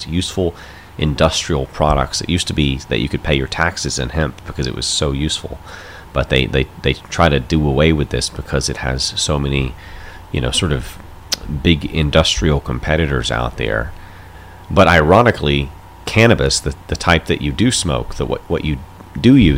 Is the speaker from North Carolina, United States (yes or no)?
yes; North Carolina, United States; I'm from North Carolina myself